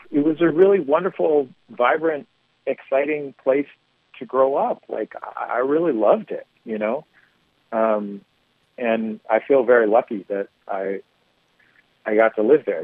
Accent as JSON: {"language": "English", "town": "San Francisco", "region": "California", "country": "United States", "tie": "born or raised there", "said": "I'm from San Francisco. I, I grew up in the Mission District"}